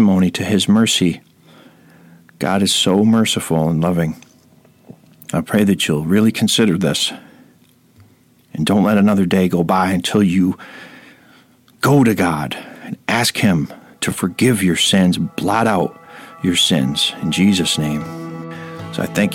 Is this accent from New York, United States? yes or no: yes; Rome, New York, United States; my hometown of Rome, New